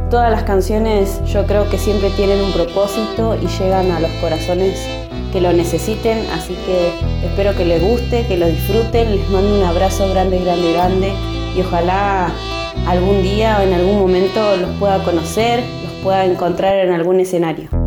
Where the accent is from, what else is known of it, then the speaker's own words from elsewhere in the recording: Río Mayo, Chubut, Argentina; intérprete y cantautora de la provincia de Chubut Arranqué la música ya hace 28 años. Arranqué a tocar la guitarra y a cantar en mi pueblo, en Río Mayo, a los 6 añitos.